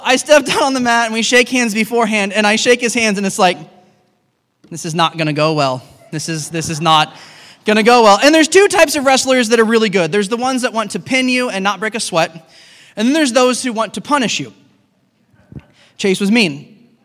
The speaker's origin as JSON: {"language": "English", "country": "United States", "tie": "born or raised there", "said": "we grew up in America"}